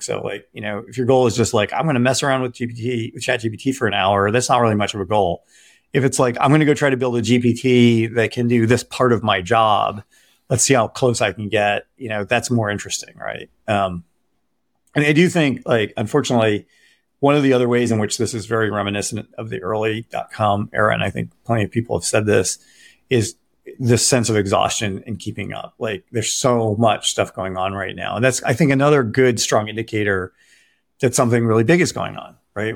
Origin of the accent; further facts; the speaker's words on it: Detroit, Michigan, United States; I grew up in Detroit